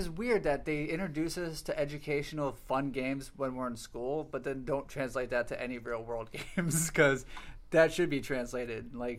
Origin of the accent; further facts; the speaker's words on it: Florida, United States; moved away; also born or lived in Tampa; I'm from Florida.